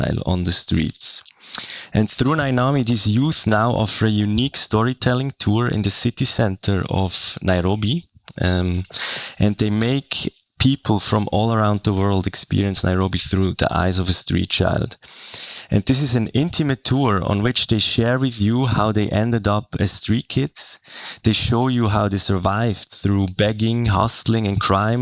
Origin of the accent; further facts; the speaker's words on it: Zurich, Switzerland; I'm from the German part of Switzerland. I'm born and raised in Zurich.